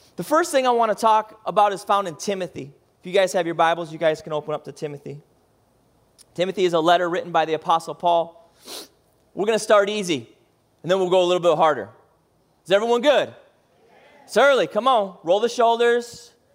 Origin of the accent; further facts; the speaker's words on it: Midwest, United States; moved away; I grew up in the Midwest and middle of cornfield.